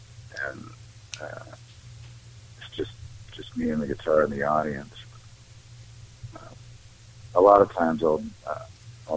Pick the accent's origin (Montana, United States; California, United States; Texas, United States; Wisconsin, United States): Montana, United States; Great Falls; also born or lived in Billings, Montana; I grew up more in Great Falls, Montana, which is more central Montana, out on the plains